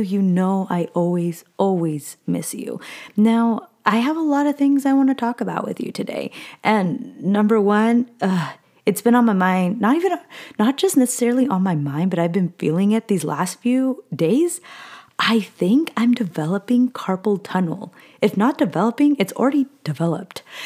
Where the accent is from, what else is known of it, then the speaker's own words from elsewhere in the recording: Southern California, United States; moved away as an adult; now in Northern California, United States; I was born and raised in SoCal.